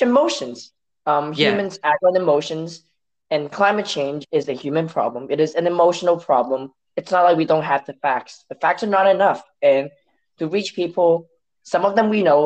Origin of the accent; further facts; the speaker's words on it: Hong Kong; first language Cantonese; English is a second language; moved away as an adult; now in United States; when I came from Hong Kong to the US for college